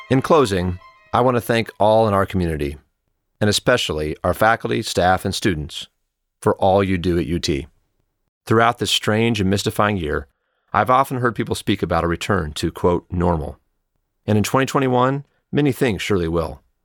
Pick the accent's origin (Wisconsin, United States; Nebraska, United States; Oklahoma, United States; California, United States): Oklahoma, United States; moved away as an adult; also born or lived in San Antonio / Houston; now in Austin, United States; I grew up in Oklahoma